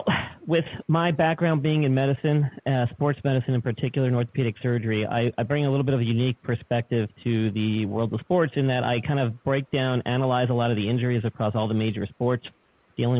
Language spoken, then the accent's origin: English; New York, United States; moved away; I'm originally from New York, so I am a transplant